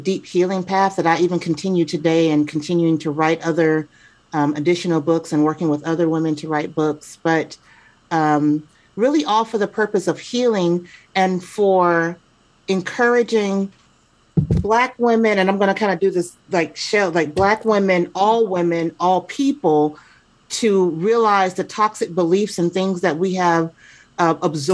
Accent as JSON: {"language": "English", "town": "Chicago", "region": "Illinois", "country": "United States", "tie": "born or raised there", "also_born_or_lived": "Atlanta / New Jersey / Seattle area", "moved": "yes", "lives_now": "Seattle, United States", "said": "I was born and raised in Chicago, spent time in Atlanta, spent time in New Jersey, then back to Atlanta. And then now I am in the Pacific Northwest, right outside of Seattle"}